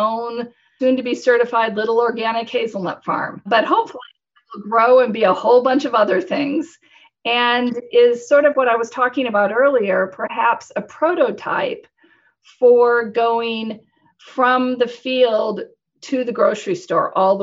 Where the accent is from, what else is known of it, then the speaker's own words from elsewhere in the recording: Nebraska, United States; moved away as an adult; also born or lived in Tokyo, Japan / London, United Kingdom; I'm from Nebraska